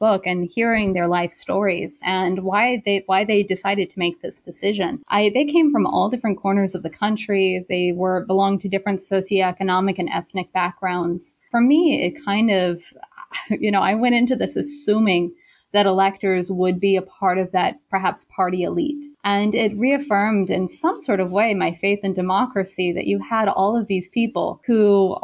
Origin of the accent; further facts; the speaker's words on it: South Carolina, United States; moved away as an adult; also born or lived in Beijing, China; I'm originally from South Carolina, and I did my undergraduate in South Carolina at Wofford College